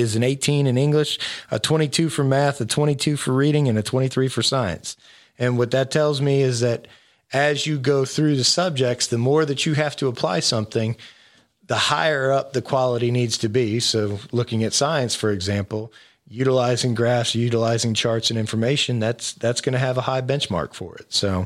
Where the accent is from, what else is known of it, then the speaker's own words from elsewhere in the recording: Florida, United States; moved away; I grew up in Florida